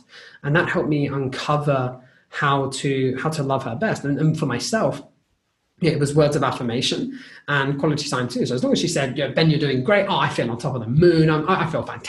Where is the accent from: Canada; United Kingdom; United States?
United Kingdom; as a British person, obviously, you're aware that as a culture, we want to finish everything that's on our plate.